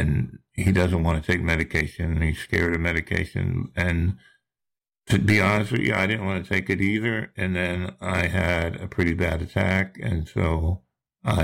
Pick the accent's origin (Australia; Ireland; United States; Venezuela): United States; New Jersey; now in Charleston, United States; I live down in Charleston, South Carolina, but I'm from New Jersey. That you might recognize my accent.